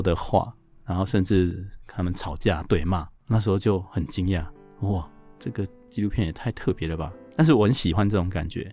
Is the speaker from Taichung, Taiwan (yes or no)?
no; Chiayi, Taiwan; now in Taipei, Taiwan; 我是嘉义人